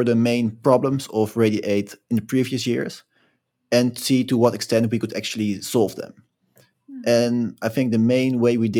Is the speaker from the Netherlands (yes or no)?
yes; Netherlands; I'm also a second year and I'm from the Netherlands